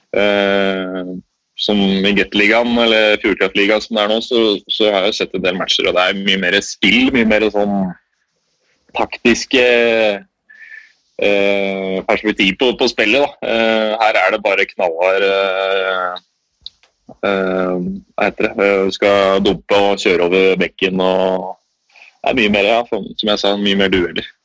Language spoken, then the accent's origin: Norwegian; Norway; moved away; Det er litt mer rolig her enn det er eh, hjemme i Norge